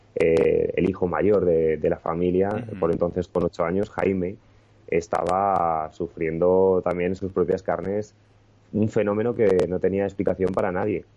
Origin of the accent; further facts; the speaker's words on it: Madrid, Community of Madrid, Spain; es la ciudad que me ha visto crecer. Eh, nací aquí en Madrid